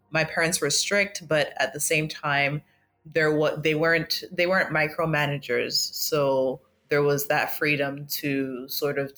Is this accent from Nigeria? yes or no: yes; Lagos, Nigeria; also born or lived in Accra, Ghana; I was born in Lagos, and I uh, kind of grew up between. I feel like I, I can say that I grew up between Lagos and Accra because I'm from both